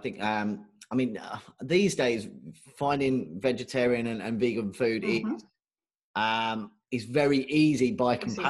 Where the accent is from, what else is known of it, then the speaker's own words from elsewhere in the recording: United Kingdom; I'm British